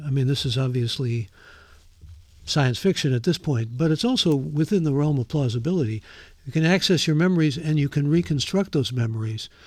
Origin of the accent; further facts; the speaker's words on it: Ohio, United States; now in California, United States; I grew up in Ohio. I'm a Mid American